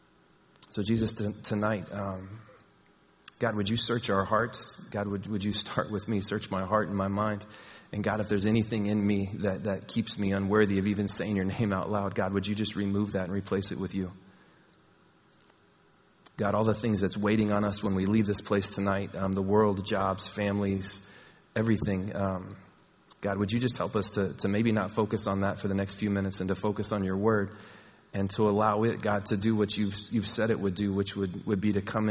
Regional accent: Texas, United States; moved away; I'm from Texas

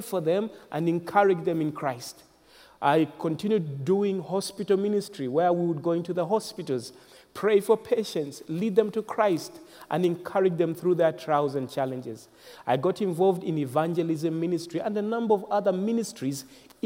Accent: Zambia; I was born in Zambia. Zambia is a nation in the southern part of Africa, central southern part of Africa, and that's where I come from

